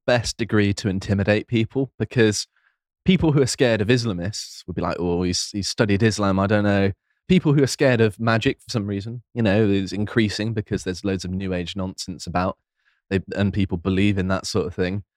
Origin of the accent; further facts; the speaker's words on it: near Plymouth, South West England, United Kingdom; I grew up near Plymouth